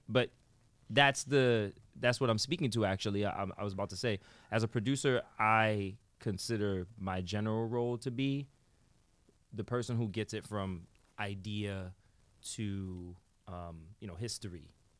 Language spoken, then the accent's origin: English; New York City, New York, United States; From the X. That's where I'm from.